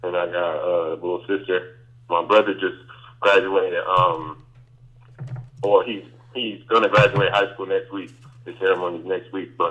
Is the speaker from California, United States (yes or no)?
yes; Sacramento, California, United States; I was born and raised in Sacramento